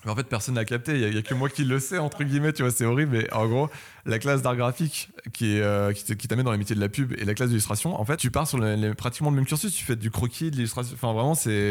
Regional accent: Paris, Île-de-France, France; also born or lived in Belgium; je viens de Paris

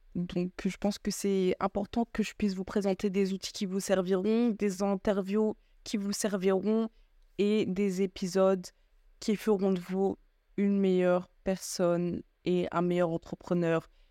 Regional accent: France; moved away as an adult; now in Belgium; Je suis française d'origine malienne, j'ai grandi en France et actuellement je vis en Belgique pour mes études

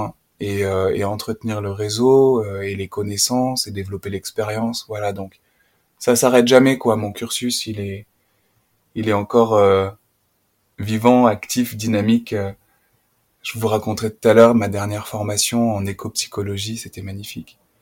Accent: Puy-de-Dôme, Auvergne-Rhône-Alpes, France; moved away as an adult; now in Haute-Loire, France; j'ai grandi dans le département voisin, le Puy-de-Dôme

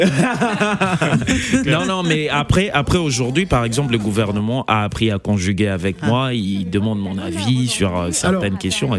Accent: Kisangani, Tshopo, DR Congo; je suis natif de Kisangani

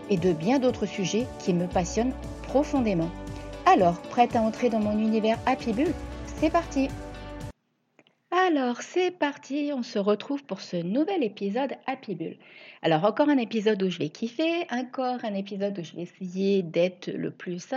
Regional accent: Reims, Grand Est, France; now in La Ciotat, France; Ça faisait 17 ans que j'étais partie vivre là-bas, alors qu'à la base, je suis originaire de Reims.

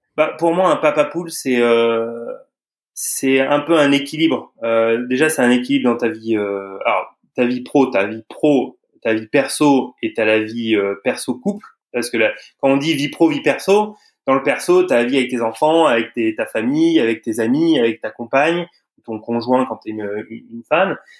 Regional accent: Auvergne-Rhône-Alpes, France; moved away; je suis originaire de d'Auvergne

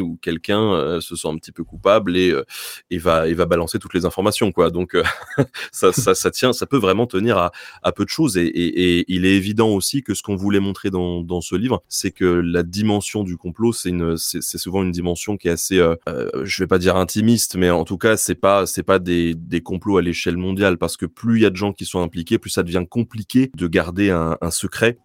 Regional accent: Tours, Centre-Val de Loire, France; on vient de Tours. Euh, j'habite pas très loin d'Amboise

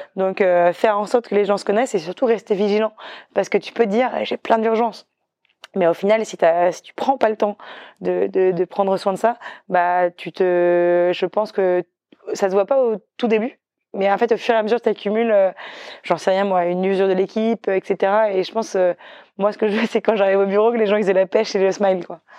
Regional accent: northern Brittany, France; moved away; je venais aussi de Bretagne Nord où on était sur une île

